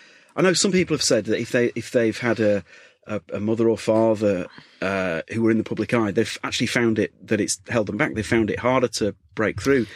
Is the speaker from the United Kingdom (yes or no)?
yes; Leeds, Yorkshire and the Humber, United Kingdom; because I'm from Leeds, and so Gabby is part of Leeds royalty, you know.